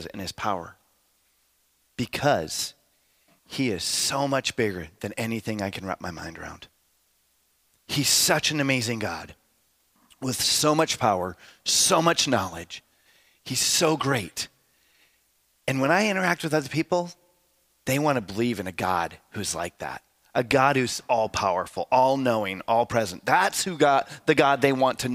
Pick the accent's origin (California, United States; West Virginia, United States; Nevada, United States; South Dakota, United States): South Dakota, United States; moved away